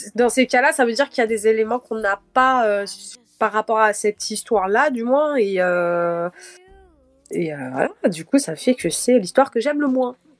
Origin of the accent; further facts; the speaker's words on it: Cape Verde; je suis capverdienne